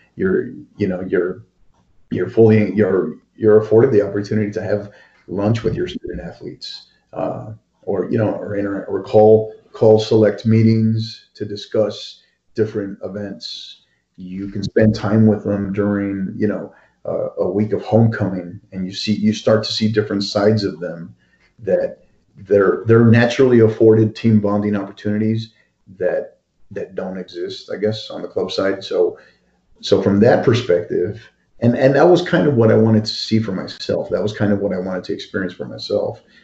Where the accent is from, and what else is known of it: El Paso, Texas, United States; born or raised there; moved away as an adult; now in El Paso, United States